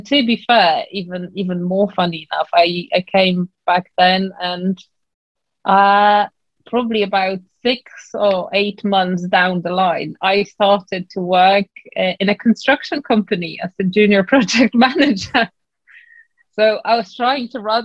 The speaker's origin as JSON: {"language": "English", "country": "Poland", "moved": "as an adult", "lives_now": "London, United Kingdom", "said": "I came originally from Poland"}